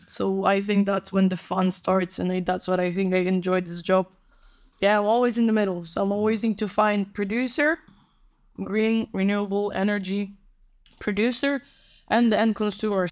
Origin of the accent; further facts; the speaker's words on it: Warsaw, Masovian Voivodeship, Poland; English is a second language; moved away as an adult; also born or lived in Barcelona; now in Rotterdam, Netherlands; because I'm from Poland, Warsaw. Born and raised